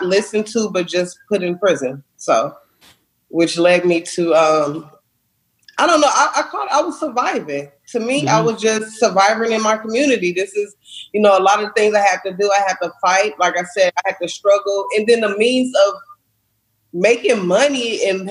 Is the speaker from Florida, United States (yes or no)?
no; Los Angeles, California, United States; I'm from Watts, California, and I grew up in a really, really tough part. Watts is in Los Angeles